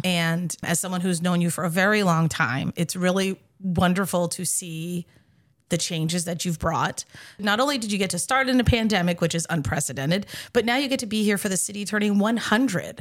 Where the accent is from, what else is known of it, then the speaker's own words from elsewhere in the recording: Gardner, Massachusetts, United States; my hometown, and it's great to be here in Gardner